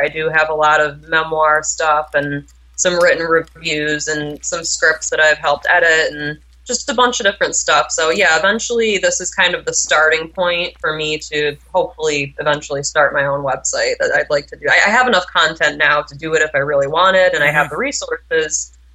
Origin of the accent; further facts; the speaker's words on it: New York, United States; also born or lived in Vilnius, Lithuania (ancestry); now in Massachusetts, United States; I was born and raised in New York, and then I've been living in Massachusetts for the past ten years